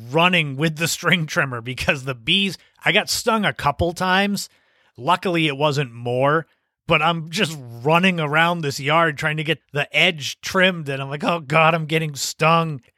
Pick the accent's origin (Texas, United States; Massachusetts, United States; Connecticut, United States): Massachusetts, United States; Cape Cod; also born or lived in Las Vegas; I had come back to Cape Cod from Las Vegas